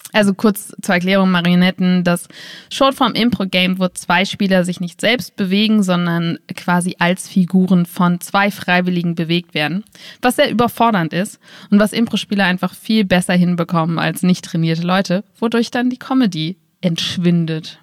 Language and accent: German; Berlin, Germany; now in Wiesbaden, Germany; Ich komme nur mal aus Berlin und das heißt, ich bin damit aufgewachsen